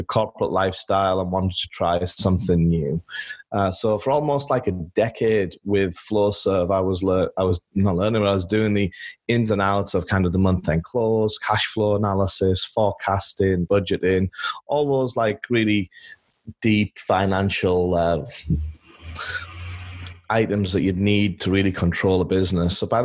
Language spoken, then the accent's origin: English; England, United Kingdom; moved away as an adult; now in Los Angeles, United States; I'm born and raised in England, where I spent all my childhood running around in fields with my dog